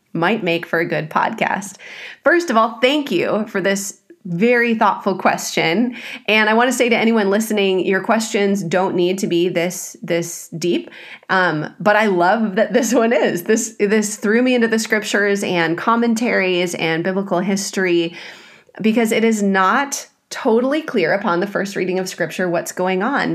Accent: Midwest, United States; moved away; I grew up in the Midwest where we had a lot more variance in the weather

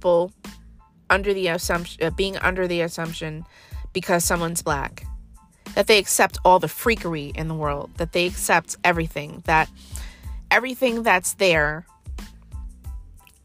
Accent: United States; We are American born black people

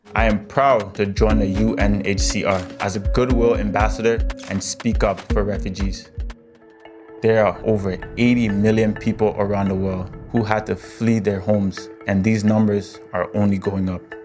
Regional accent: Canada; also born or lived in Ghana; born in Ghana, grew up in Canada.

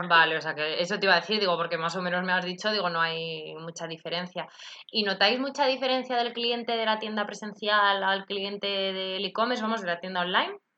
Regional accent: Madrid, Community of Madrid, Spain; yo que soy de Madrid

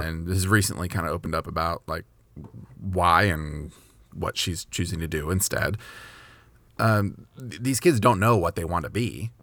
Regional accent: Kentucky, United States; I was born in Kentucky

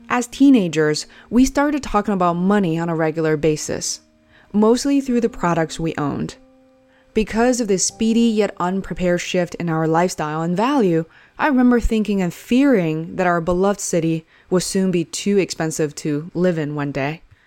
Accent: Beijing, China; Growing up in Beijing in the 80s and 90s

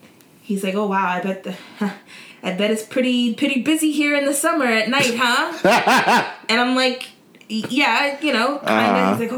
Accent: New York City, New York, United States; moved away as an adult; now in Bronx, United States; I'm from Queens

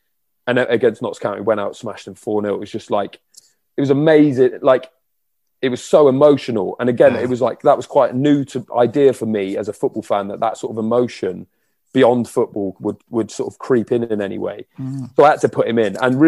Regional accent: Brisbane, Queensland, Australia; born there; I was born in Brisbane, believe it or not.

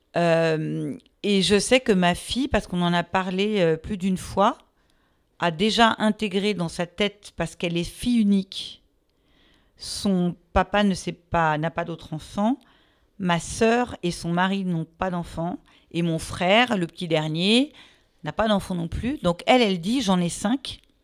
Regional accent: Meudon, Île-de-France, France; also born or lived in Paris; je suis une pure parisienne. Euh, mais en fait, et donc j'ai vécu à Meudon, hein, tout près de Paris.

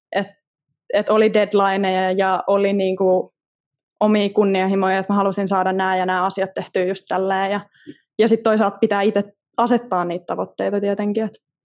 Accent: Southern Finland, Finland; mä oon eteläsuomalainen

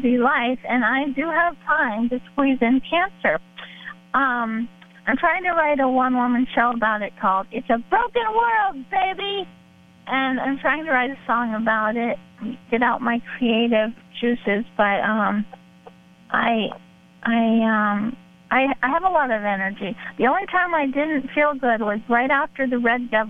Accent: Miami, Florida, United States; I grew up in Miami.

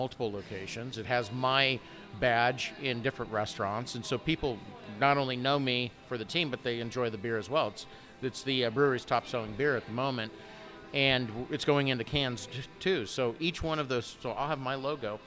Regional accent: Omaha, Nebraska, United States; I'm originally from Omaha

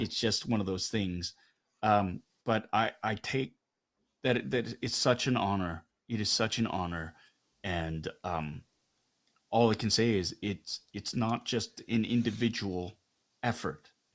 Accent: Canada; I am Korean Canadian." More Canadian because this is where I'm, I, this is where I grew up.

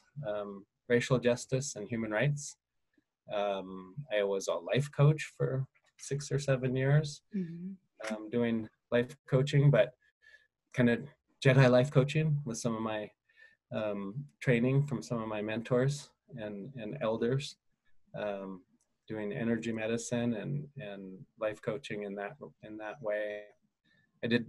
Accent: Fort Peck Indian Reservation, northeastern Montana, United States; I grew up on the Fort Peck Indian Reservation in northeastern Montana

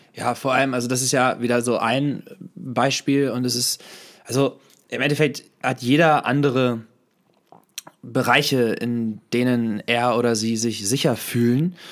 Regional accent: Hanover, Lower Saxony, Germany; moved away; vorher habe ich ja noch in Hannover gelebt, oder jetzt, wenn ich zu Besuch bin, gehen wir am Benter Berg, das ist also ein Berg in der Nähe, wo, wo ich aufgewachsen bin

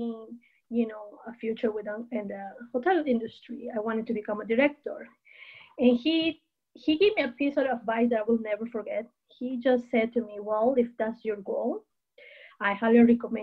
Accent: Peru; moved away as an adult; also born or lived in Chicago / California; now in United States; I was born and raised in Peru. I'm originally from Peru.

